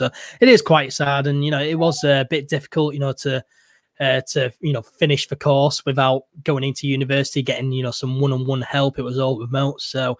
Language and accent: English; Yorkshire and the Humber, United Kingdom; I am a Yorkshireman.